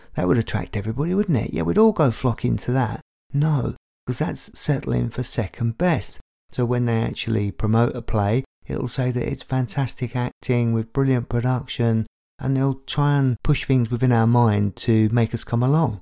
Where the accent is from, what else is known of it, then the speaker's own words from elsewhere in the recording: London, United Kingdom; I grew up in Tottenham, North London